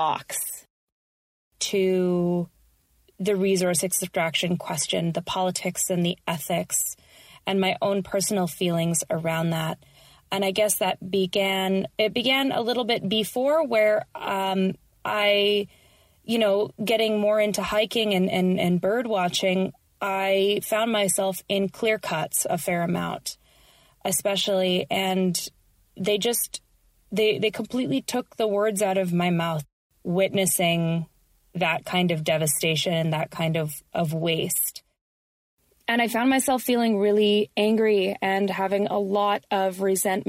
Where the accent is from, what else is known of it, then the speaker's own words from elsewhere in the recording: Canada; also born or lived in Victoria, British Columbia; I am a Canadian of Colombian and other assorted descent, living on unceded Lekwungen and Wasanich territory, also known as Victoria, BC